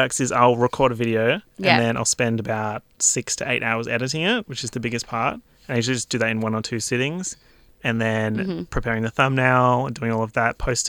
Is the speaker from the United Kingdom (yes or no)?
no; Perth, Western Australia, Australia; moved away as an adult; now in Melbourne, Australia; So I grew up in Perth. And I had a lot of friends there, a lot of family, moved to Melbourne for a job and didn't know anyone.